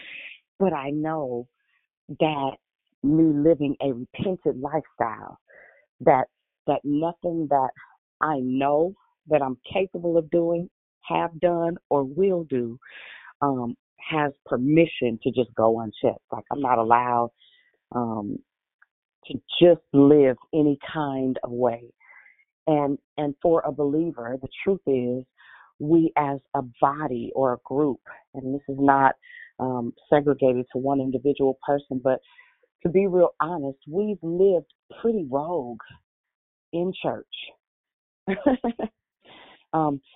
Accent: Richmond, United States; I'm from Richmond

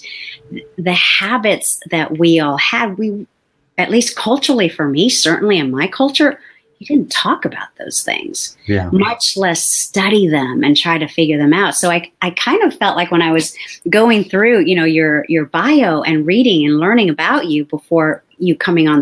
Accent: South San Francisco, California, United States; my parents bought a house when I was 4 in South City. So I lived there for 35 years.

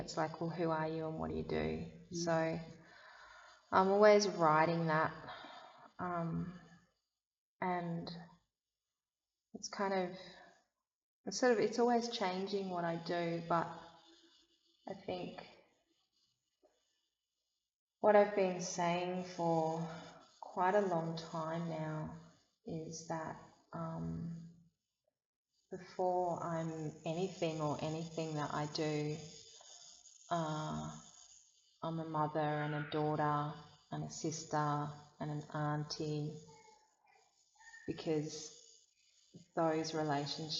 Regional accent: Sydney, New South Wales, Australia; now in Blue Mountains, Australia; I was born on Darug country in Sydney

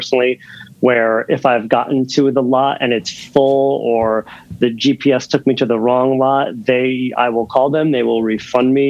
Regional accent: Norwalk, Connecticut, United States; also born or lived in Stamford, Connecticut / Bethel, Connecticut; I was born in Stamford, Connecticut, raised in Norwalk, Connecticut

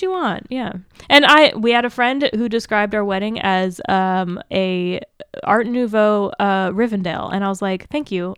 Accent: Seattle, Washington, United States; moved away; I'm from the Seattle area

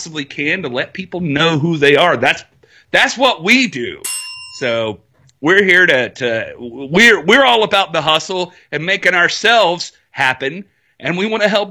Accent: Greenville, South Carolina, United States; my hometown of Greenville, South Carolina. We both live in the same place

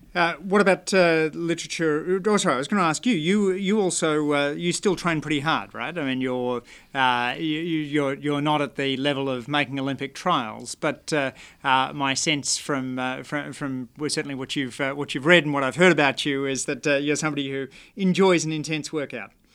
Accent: Canberra, Australian Capital Territory, Australia; my hometown there. I, I always think that, uh, the pleasures of, uh, running in the Canberra bush

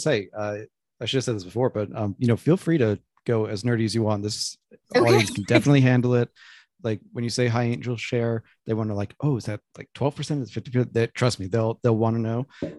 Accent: Northeast, United States; I'm from the Northeast

